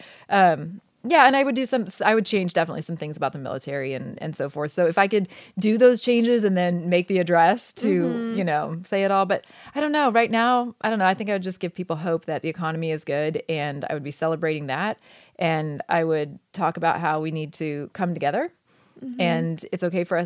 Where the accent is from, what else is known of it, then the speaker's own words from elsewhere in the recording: Oregon, United States; moved away as an adult; I grew up in Oregon, which I loved